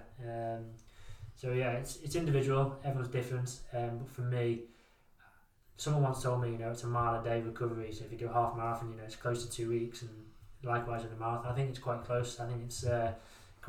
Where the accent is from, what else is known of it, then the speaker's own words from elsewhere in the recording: Wirral, North West England, United Kingdom; growing up in the Wirral